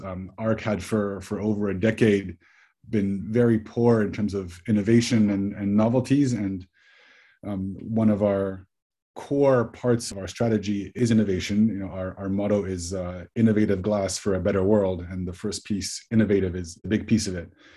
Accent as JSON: {"language": "English", "country": "Switzerland", "tie": "born or raised there", "also_born_or_lived": "United States", "moved": "as an adult", "said": "I grew up in Switzerland. I'm, I'm Swiss and American. Went to the US for, for university"}